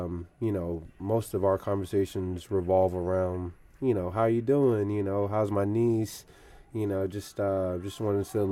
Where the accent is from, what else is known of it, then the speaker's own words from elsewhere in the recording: Stone Mountain, Georgia, United States; moved away; I was born in Stone Mountain, which is in Atlanta